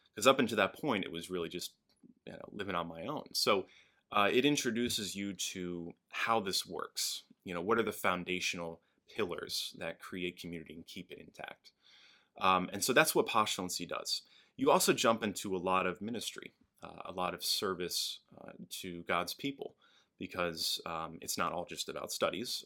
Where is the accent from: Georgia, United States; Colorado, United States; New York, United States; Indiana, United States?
New York, United States; Albany; moved away; I grew up in Albany, upstate New York